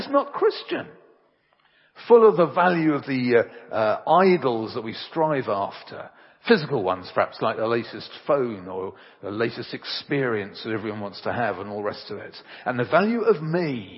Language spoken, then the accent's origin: English; England, United Kingdom; I'm English. Very, very English